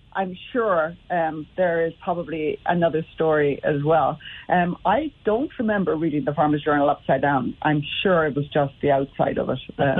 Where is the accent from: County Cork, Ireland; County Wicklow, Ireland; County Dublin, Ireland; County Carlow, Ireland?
County Cork, Ireland; I'd been at school in Limerick anyway, and even though I was from North Cork, it just took my fancy.